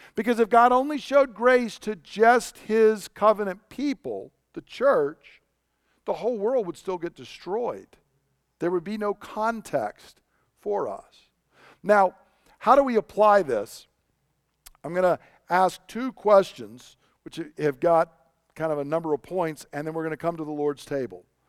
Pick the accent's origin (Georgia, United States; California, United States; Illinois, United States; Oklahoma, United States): Georgia, United States; moved away; I grew up down in Georgia